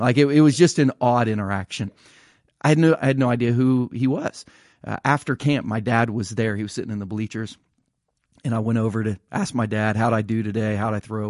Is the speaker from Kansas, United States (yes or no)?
no; Ohio, United States; growing up in Ohio